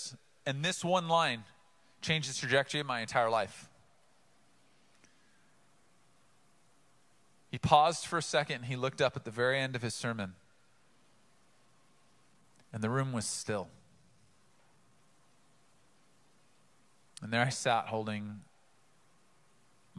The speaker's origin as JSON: {"language": "English", "town": "Oceanside", "region": "California", "country": "United States", "tie": "born or raised there", "said": "I grew up in Oceanside."}